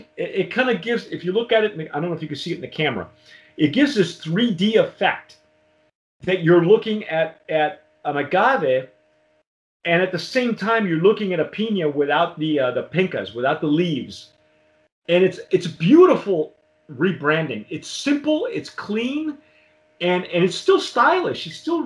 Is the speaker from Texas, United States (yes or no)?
no; Southern California, United States; I grew up in Southern California